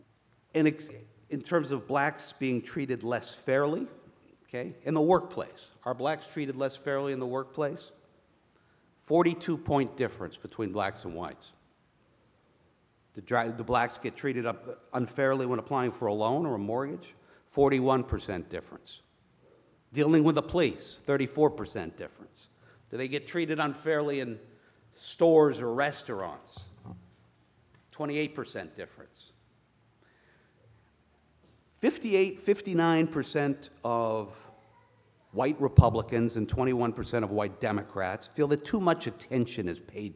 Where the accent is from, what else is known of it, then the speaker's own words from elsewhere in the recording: outside of Boston, New Hampshire, United States; I grew up in New Hampshire, outside of Boston.